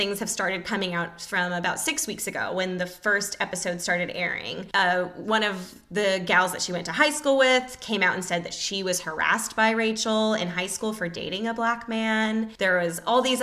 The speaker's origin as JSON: {"language": "English", "region": "California", "country": "United States", "said": "being from California"}